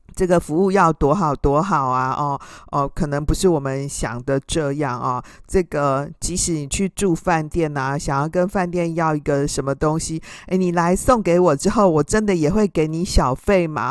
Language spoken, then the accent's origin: Chinese; Taiwan; 像我们台湾人，我们也就是有色人种嘛